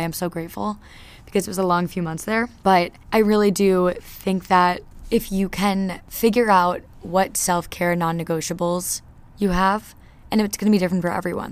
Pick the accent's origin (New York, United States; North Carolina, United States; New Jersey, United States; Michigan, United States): New Jersey, United States; now in Nashville, United States; I'm from New Jersey